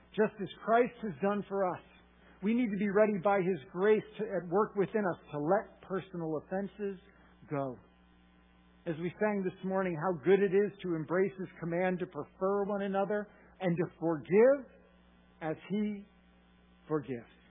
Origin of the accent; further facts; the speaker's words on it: Massachusetts, United States; I am from Massachusetts